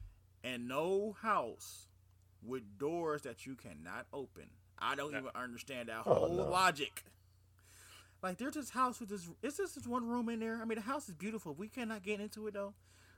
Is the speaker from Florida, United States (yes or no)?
no; Cleveland, Ohio, United States; we are literally from the Midwest. We are from Cleveland, and we are definitely raised a certain way.